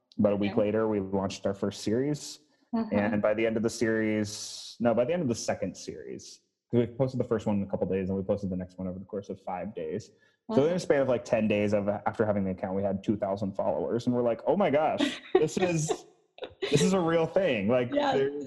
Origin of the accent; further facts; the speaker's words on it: Phoenixville, Pennsylvania, United States; moved away as an adult; now in Milwaukee, United States; I'm from Phoenixville. That's like 10 minutes.